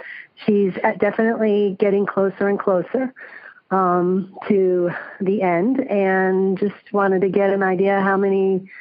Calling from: San Jose, California, United States; I'm calling from San Jose.

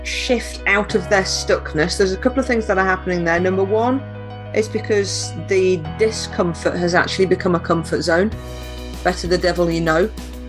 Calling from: East Midlands, United Kingdom; I'm in Lincolnshire, in the south of the county, where everything is very, very flat.

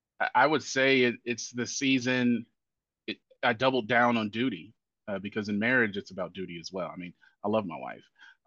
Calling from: Nashville, Tennessee, United States; I am dialing in from Nashville, Tennessee, in the southeast portion of the United States.

